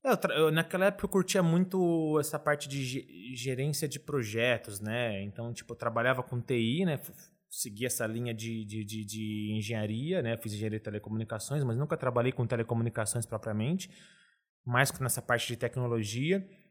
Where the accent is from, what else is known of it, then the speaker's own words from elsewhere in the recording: Ribeirão Preto, São Paulo, Brazil; also born or lived in Uberlândia, Minas Gerais; vim de Ribeirão Preto